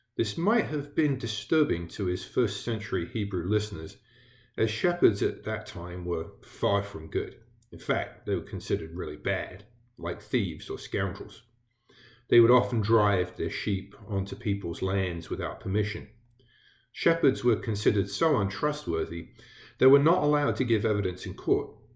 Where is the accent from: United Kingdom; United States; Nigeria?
United Kingdom; England; moved away as an adult; I did grow up in England. I was born there, and I grew up in England.